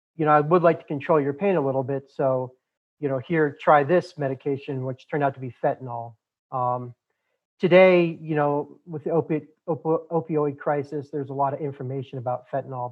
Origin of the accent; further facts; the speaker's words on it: Boulder, Colorado, United States; The part of the country I'm I'm from, born and raised in Boulder, Colorado, is very liberal